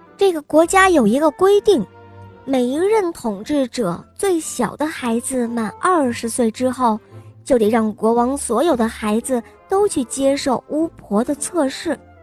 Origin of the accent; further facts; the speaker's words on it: Beijing, China; 我来自北京